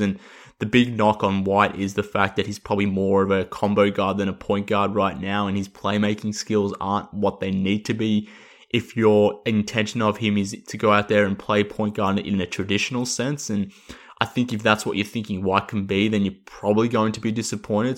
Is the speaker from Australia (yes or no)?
yes; Australia; accent: Australian; based on my voice and my accent that I'm, I'm based in Australia